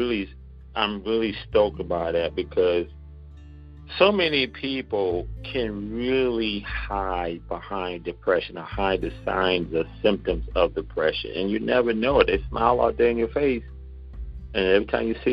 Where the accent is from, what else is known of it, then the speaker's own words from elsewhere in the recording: Charleston, South Carolina, United States; accent: Geechee; We're actually from Charleston, South Carolina.